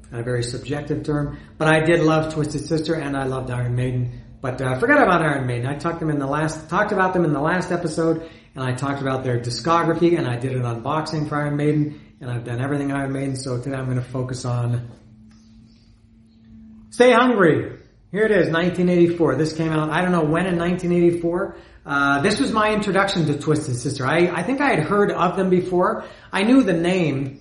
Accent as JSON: {"language": "English", "country": "Canada", "said": "The videos were on Much Music, not MTV, because I'm from Canada"}